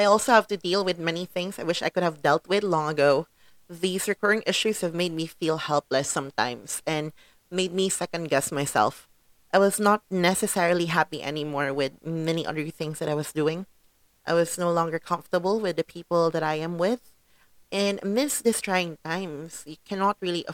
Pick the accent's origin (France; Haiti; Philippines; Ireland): Philippines; I am a Filipino in the Philippines